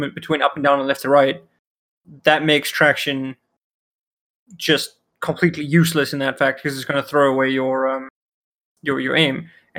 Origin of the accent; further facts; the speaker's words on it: South Africa; first language Afrikaans; English is a second language; I'm South African.